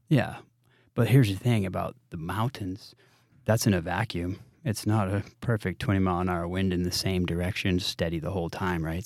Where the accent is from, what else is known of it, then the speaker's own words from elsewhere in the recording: New England, United States; moved away; growing up in New England